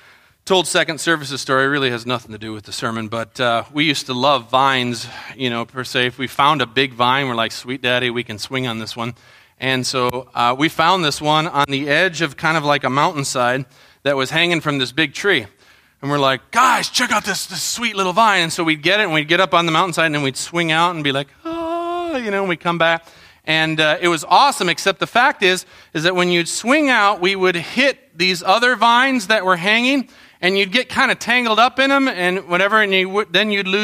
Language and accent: English; Colombia; I think of growing up in Colombia, you know, in the jungles.